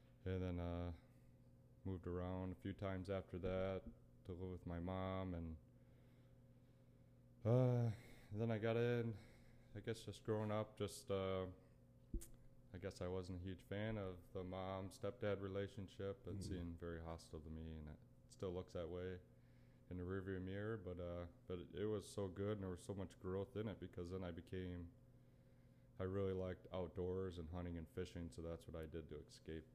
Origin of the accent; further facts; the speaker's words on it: northern Lower Peninsula, Michigan, United States; I grew up small farm in Michigan, kind of northern Lower Peninsula